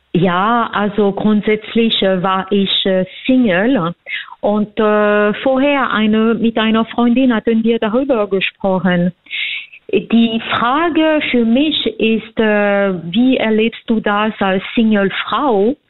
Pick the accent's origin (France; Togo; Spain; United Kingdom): France; German is a second language; also born or lived in Vienna, Austria; now in Germany; ich bin Französin, ich habe in Wien gelebt, ich habe in mehreren Ländern äh, gelebt und momentan lebe ich in Deutschland.